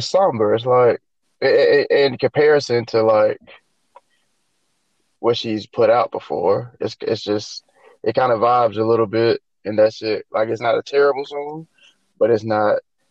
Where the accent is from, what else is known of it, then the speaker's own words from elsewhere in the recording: Florida, United States; I'm from Florida.